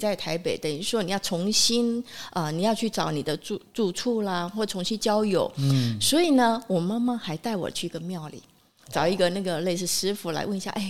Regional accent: Kaohsiung, Taiwan; 古宁先生来我们高雄啊，欢迎你啊！这顿早餐你几呢？

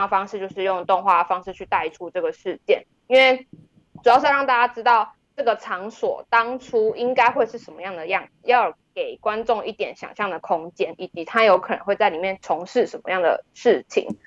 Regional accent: Tainan, Taiwan; moved away as an adult; also born or lived in Taichung; 我其实是在台南长大的，然后是大学的时候才到台中念传播科系

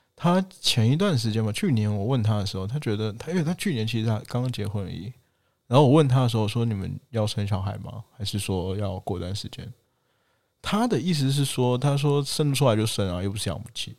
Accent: China; accent: mainland Chinese accent (slight); 我其实是有一丢丢大陆口音的

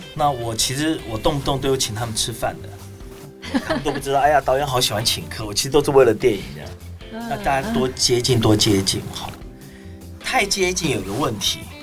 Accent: Taiwan; 我们是台湾人

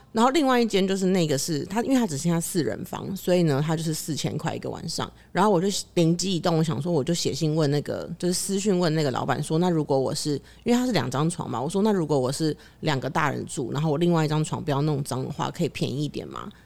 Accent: Taipei, Taiwan; 就我小时候是很非常以我是台北人为傲的

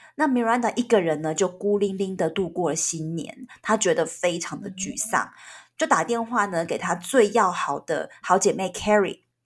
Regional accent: Taiwan; 我们台湾人

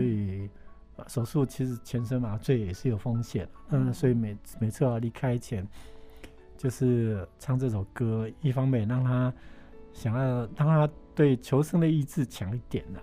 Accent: Yilan County, Taiwan; moved away; 我因为从小在农村长大，在宜林县一个偏乡嘛，哈，嗯。算是蛮穷困的地方

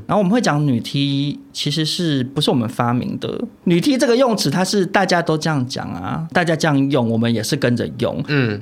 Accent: Taipei, Taiwan; 因为我是台北人

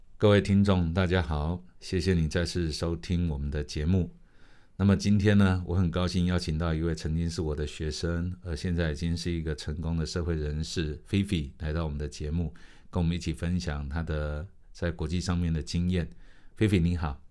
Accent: Penghu County, Taiwan; 因为我是澎湖人嘛，哈，对。所以在澎湖长大的过程中

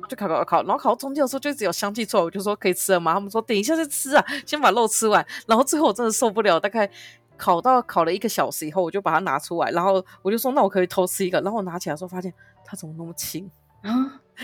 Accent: New Taipei, Taiwan; also born or lived in Kaohsiung; now in Taipei, Taiwan; 我们新北人已经习惯了，我们新北的市长已经很久没有做到满的

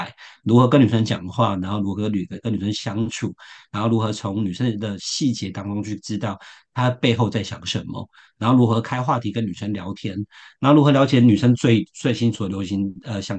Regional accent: Shenkeng, New Taipei, Taiwan; 我我就是我的家乡就是深坑，就是臭豆腐。

